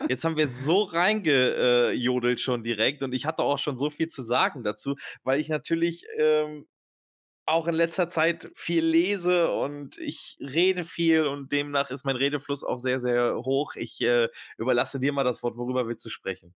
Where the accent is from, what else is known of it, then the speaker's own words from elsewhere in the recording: Germany; first language German; Ich bin ähm, halber Österreicher, halber Türke und geboren in Deutschland und ähm, beherrsche eigentlich nur die deutsche Sprache.